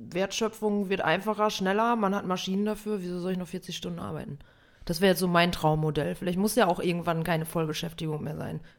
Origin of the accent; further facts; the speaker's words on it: North Rhine-Westphalia, Germany; now in Berlin, Germany; Ich komme ja aus Westfalen, du ja auch.